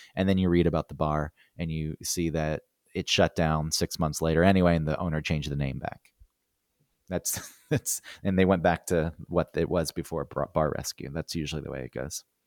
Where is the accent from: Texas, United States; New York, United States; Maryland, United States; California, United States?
New York, United States; "Where are you from?" And I said, "New York."